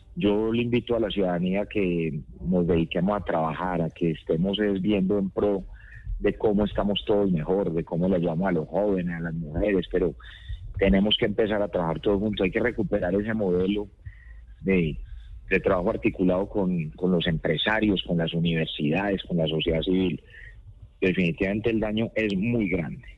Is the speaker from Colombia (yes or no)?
yes; Colombia; somos muchos colombianos